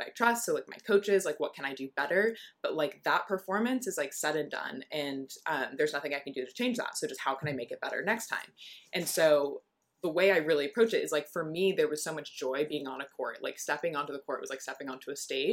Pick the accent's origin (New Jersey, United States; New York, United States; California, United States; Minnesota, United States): California, United States; Southern; moved away as an adult; I'm from Southern California